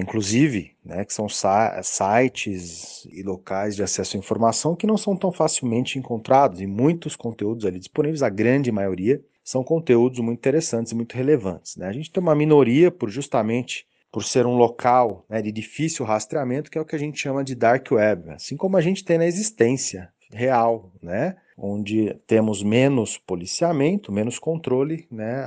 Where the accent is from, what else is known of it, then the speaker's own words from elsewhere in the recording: Brazil; Como brasileiros